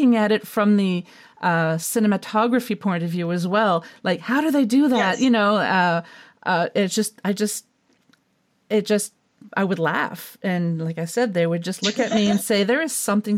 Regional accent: Moncton, New Brunswick, Canada; moved away; I'm originally from New Brunswick on the east coast of Canada, for the listeners who don't know. And I lived in the Moncton area.

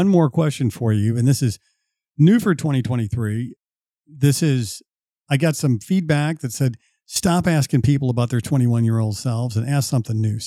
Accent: St. Louis, Missouri, United States; I grew up in St. Louis, and it's a hell of a baseball town too

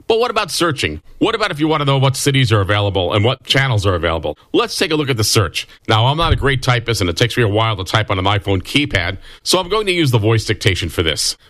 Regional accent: New York City, New York, United States; moved away; WABC in New York City. Again, that's my hometown originally

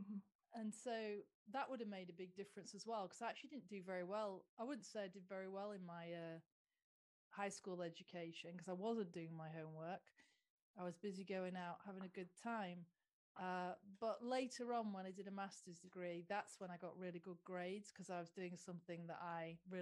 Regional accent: Lincolnshire, East Midlands, United Kingdom; because I'm from Lincolnshire

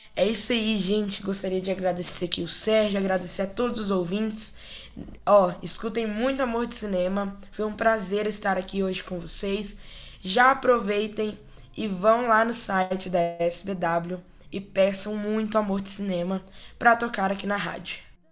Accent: Brasília, Federal District, Brazil; Eu sou dessa igreja desde que eu nasci, Igreja de Deus, aqui em Brasília

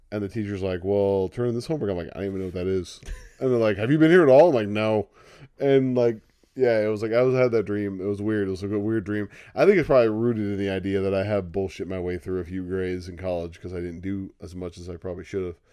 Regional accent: California, United States; We grew up saying that, like, you know, if California seceded

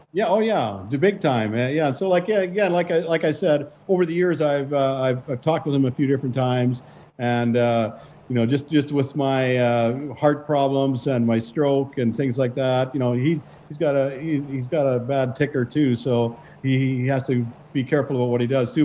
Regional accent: Saskatchewan, Canada; also born or lived in Lanigan / Jansen / Neudorf / Melville; I grew up in Saskatchewan

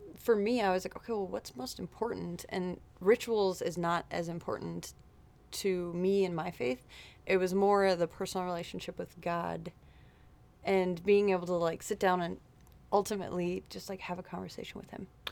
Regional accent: Wayzata, Minnesota, United States; born and raised in Wayzata, Minnesota

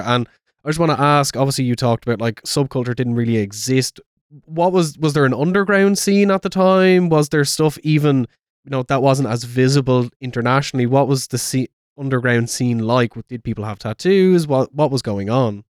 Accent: Ireland; me being Irish

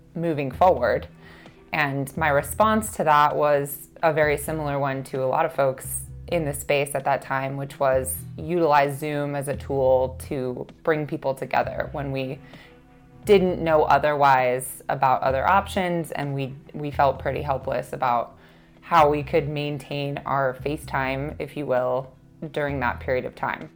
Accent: Colorado, United States; my home state

